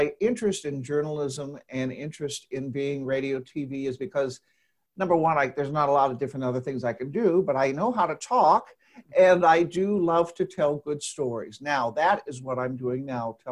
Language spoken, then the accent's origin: English; Dayton, Ohio, United States; now in Indianapolis, United States; I'm originally from Dayton, Ohio